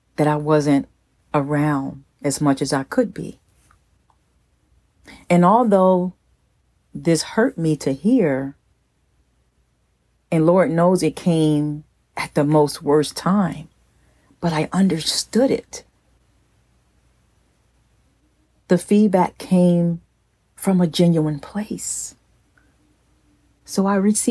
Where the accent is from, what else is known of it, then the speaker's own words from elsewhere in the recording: New Jersey, United States; moved away; my hometown in New Jersey